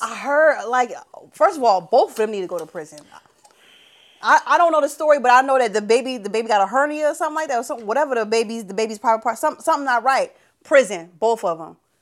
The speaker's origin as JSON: {"language": "English", "town": "Philadelphia", "region": "Pennsylvania", "country": "United States", "said": "I am from Philly"}